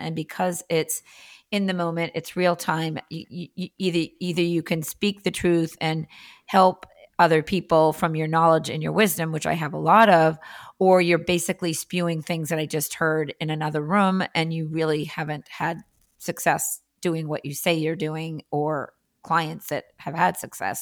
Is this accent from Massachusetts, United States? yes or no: yes; Andover, Massachusetts, United States; also born or lived in La Jolla, California; now in Boston, United States; I was born in Andover, Massachusetts